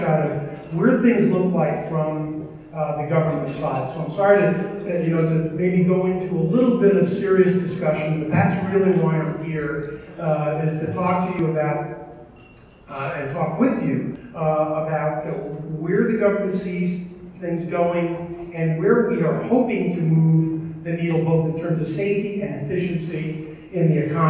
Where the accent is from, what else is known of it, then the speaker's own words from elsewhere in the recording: New York, United States; moved away; I'm originally from New York